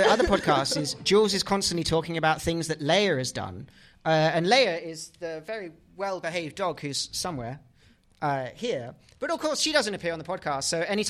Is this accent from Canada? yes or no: no; England, United Kingdom; I am English.